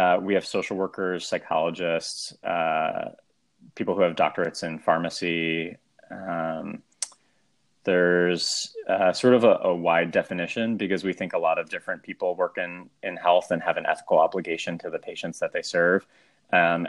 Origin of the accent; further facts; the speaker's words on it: Abington, suburb of Philadelphia, Pennsylvania, United States; moved away as an adult; now in New York, United States; a suburb of Philadelphia called Addington